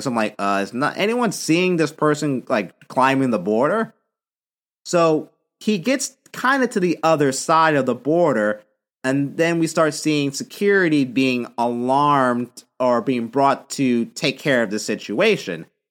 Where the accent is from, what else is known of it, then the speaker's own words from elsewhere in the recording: San Diego, California, United States; also born or lived in Philadelphia; I'm from San Diego